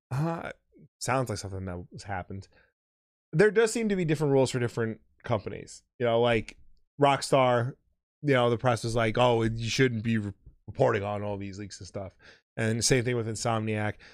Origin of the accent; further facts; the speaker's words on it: United States; as an American